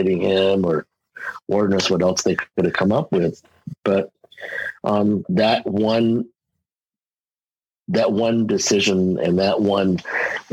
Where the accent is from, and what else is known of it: Westchester County, New York, United States; born or raised there